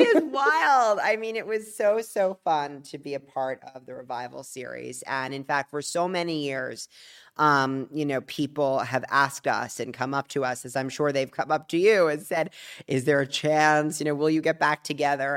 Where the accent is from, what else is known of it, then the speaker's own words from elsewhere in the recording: Palm Beach, Florida, United States; from South Florida, from Palm Beach, Florida